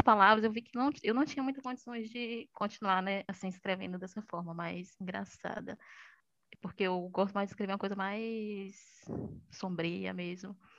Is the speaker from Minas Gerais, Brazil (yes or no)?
no; interior of Bahia, Brazil; E sou baiana, do interior da Bahia, não de Salvador